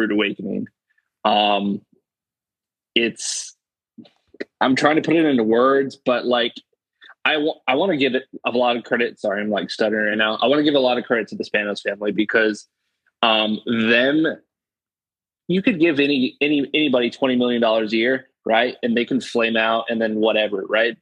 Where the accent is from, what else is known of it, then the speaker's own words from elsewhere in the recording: San Diego, California, United States; now in North Carolina, United States; I was born in San Diego